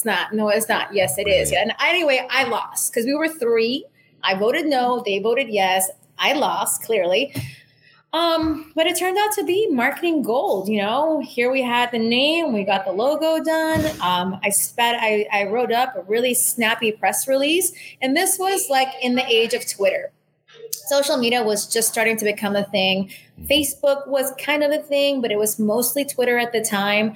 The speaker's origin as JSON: {"language": "English", "town": "New York City", "region": "New York", "country": "United States", "tie": "born or raised there", "also_born_or_lived": "San Juan, Puerto Rico", "moved": "as an adult", "lives_now": "Miami, United States", "said": "I grew up in Manhattan also"}